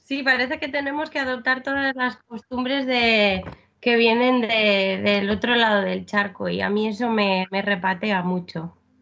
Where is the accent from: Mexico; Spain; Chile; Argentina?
Spain; yo voy como española